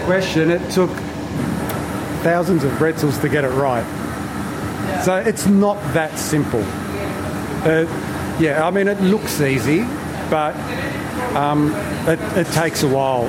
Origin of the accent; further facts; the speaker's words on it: Melbourne, Victoria, Australia; I was born here in Australia, but my parents were Italian